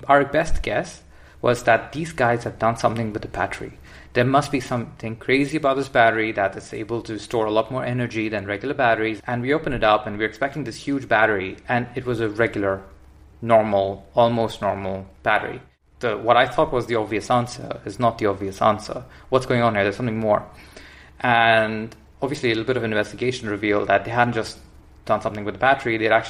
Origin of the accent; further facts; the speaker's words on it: India; I mean, we come from the Indian education system. It's a different approach.